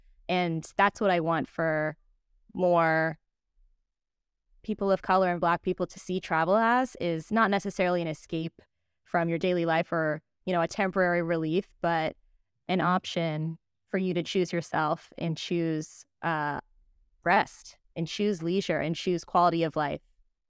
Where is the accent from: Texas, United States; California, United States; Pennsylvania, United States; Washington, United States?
California, United States; San Diego; born there; also born or lived in Virginia; I was born in San Diego. Within my first year of life, we moved across the country to Virginia.